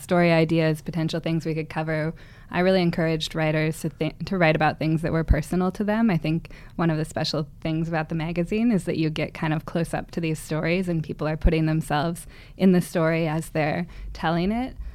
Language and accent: English; Seattle, Washington, United States; moved away as an adult; also born or lived in Berkeley; now in San Francisco, United States; I grew up in the Seattle area, and I moved here to Berkeley about six or seven years ago